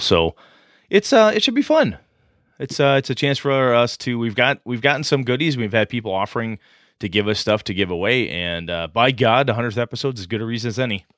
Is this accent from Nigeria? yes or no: no; Wausau, Wisconsin, United States; my hometown, Wausau, Wisconsin